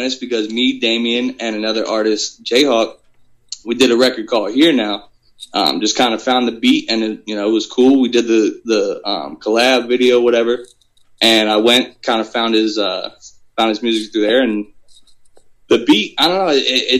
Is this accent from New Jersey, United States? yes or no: no; Jonestown, Pennsylvania, United States; now in Harrisburg, United States; me growing up in Jonestown